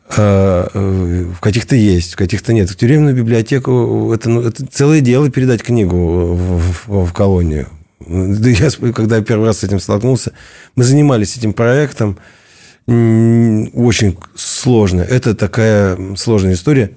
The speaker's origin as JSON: {"language": "Russian", "town": "Kemerovo", "region": "Kemerovo Oblast", "country": "Russia", "said": "я из Кемерово."}